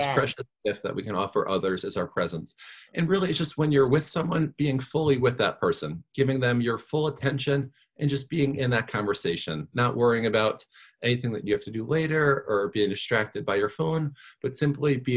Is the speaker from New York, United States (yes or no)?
yes; New York, United States; also born or lived in Virginia; I grew up in New York